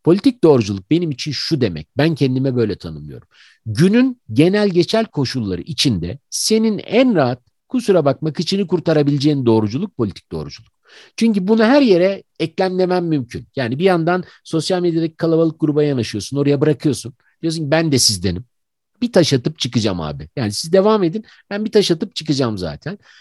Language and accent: Turkish; Ankara, Turkey; biz işte Ankaralılar